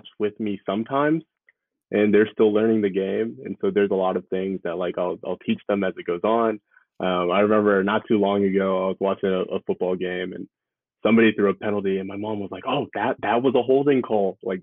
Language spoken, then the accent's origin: English; Austin, Texas, United States; also born or lived in New Orleans, Louisiana; now in New York, United States; Moved to Texas